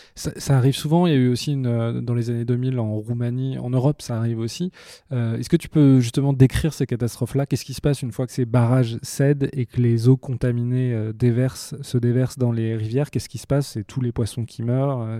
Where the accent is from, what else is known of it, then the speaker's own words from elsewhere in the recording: France; en tant qu'occidentaux, euh, en tant que français